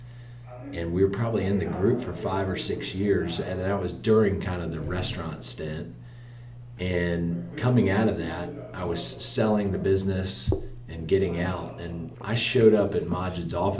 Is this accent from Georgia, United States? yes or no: yes; Atlanta, Georgia, United States; also born or lived in Daytona Beach, Florida / Athens, Georgia; born and raised in Atlanta, one of the few, you know, I feel like we're a dying breed, native Atlantans